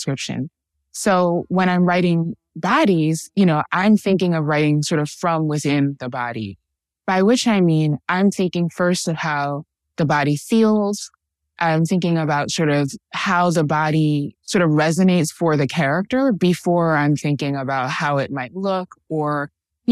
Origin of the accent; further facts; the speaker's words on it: New York City, New York, United States; now in Washington DC, United States; born and raised in Harlem